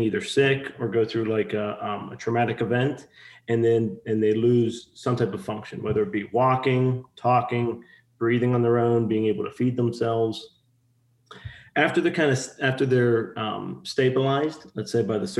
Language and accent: English; Pittsburgh, Pennsylvania, United States; moved away as an adult; also born or lived in Ohio; now in Texas, United States; I'm from Pittsburgh, Pennsylvania, originally. Had lived up in the tri-state area, meaning like PA, Ohio, for majority of my life